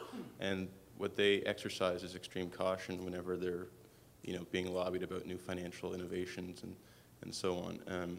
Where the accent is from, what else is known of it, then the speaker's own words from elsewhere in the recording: Canada; I come from Canada